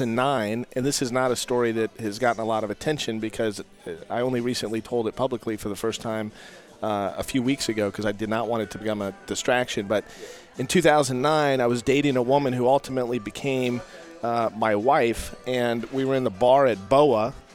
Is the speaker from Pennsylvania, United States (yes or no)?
no; Sacramento, California, United States; born there; also born or lived in Salt Lake City; Yeah, I was born in Sacramento. I kind of grew up all over because my dad was with Anheuser-Busch.